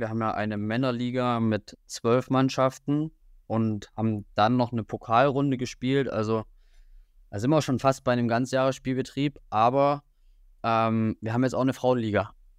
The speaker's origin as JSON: {"language": "German", "town": "Riesa", "region": "Saxony", "country": "Germany", "moved": "as an adult", "lives_now": "Jena, Germany", "said": "ich komme eigentlich aus Sachsen, aus der Region Riesa, das liegt zwischen Dresden und Leipzig"}